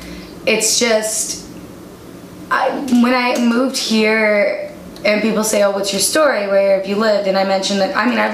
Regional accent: Iowa, United States; now in Milwaukee, United States; we grew up in Iowa, so we're like, it's cool, we can handle the winter.

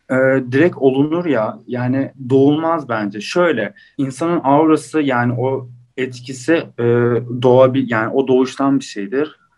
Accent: Istanbul, Turkey; işte e, İstanbul doğumlu büyüme, işte doğma büyüme İstanbul diyor. E, 96 doğumluyum.

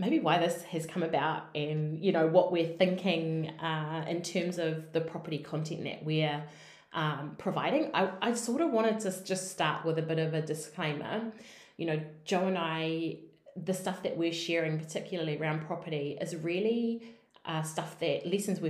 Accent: New Zealand; We're two Kiwi girls

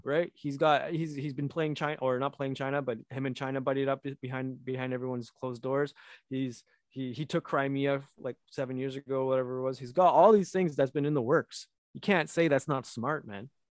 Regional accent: Canada; I'm Canadian

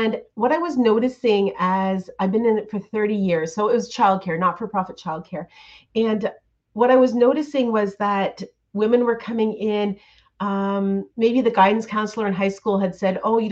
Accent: Ontario, Canada; I have a studio, a gorgeous studio in my hometown here in Ontario

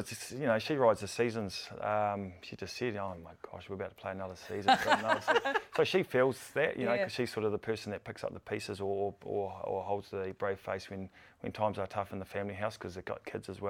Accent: Blenheim, Marlborough, New Zealand; moved away as an adult; also born or lived in Canterbury; Growing up in Marlborough, I love playing for the Red Devils

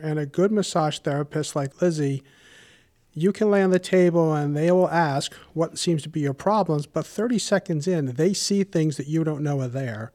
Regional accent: Warwick, Rhode Island, United States; I grew up in Warwick and have been a homeowner for over thirty years

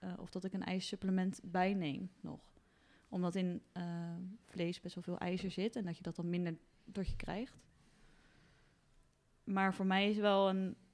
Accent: Netherlands; En zeker omdat we als Hollander Volgens mij krijgt 70% uh, eh, te weinig vitamine

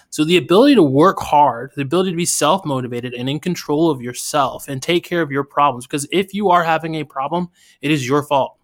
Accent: United States; where I grew up in America.

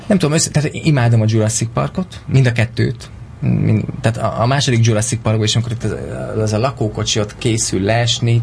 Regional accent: Miskolc, Borsod-Abaúj-Zemplén, Hungary; moved away as an adult; also born or lived in Pécel; now in Budapest, Hungary; Miskolcról jöttem

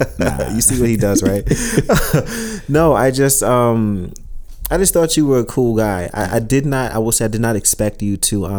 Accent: New York City, New York, United States; moved away; also born or lived in Florence; especially before I moved to Florence, growing up in Brooklyn

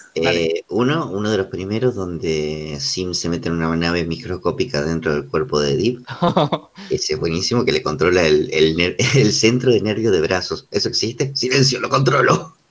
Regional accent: Argentina

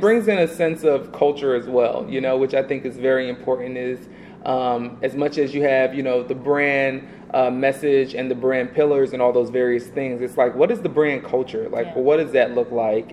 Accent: Atlanta, Georgia, United States; also born or lived in New York / Alabama / Texas; now in West Coast, United States; I am a person that was born in New York. You know, I grew up in Atlanta, Georgia

